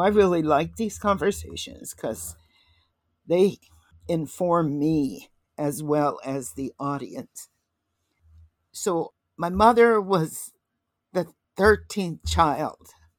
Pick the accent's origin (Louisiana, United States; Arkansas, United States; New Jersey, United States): Arkansas, United States; Little Rock; I was born in Little Rock, Arkansas in nineteen forty-one